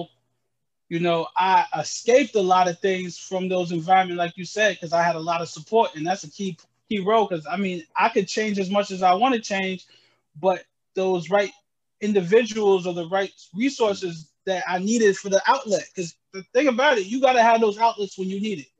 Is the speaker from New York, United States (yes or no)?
yes; Albany, New York, United States; also born or lived in Jamaica / Poughkeepsie, New York; when we moved to Albany, I was about 10 years old